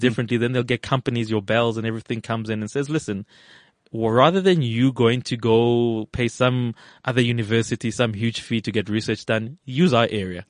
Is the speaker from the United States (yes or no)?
no; Evaton, Gauteng, South Africa; also born or lived in Johannesburg / Australia; I come from, uh, an area in the valley called Everton